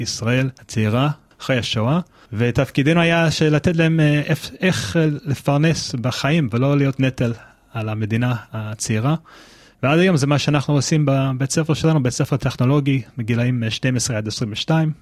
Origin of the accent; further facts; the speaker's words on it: United States; Hebrew is a second language; now in Israel; אני גדלתי בארצות הברית, אם זה לא ידוע לכם לפי המבטא ולפי העברית